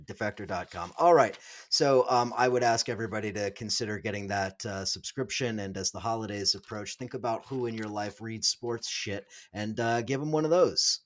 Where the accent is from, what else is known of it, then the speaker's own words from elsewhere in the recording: Southern California, United States; moved away; up in Southern California, watching the Angels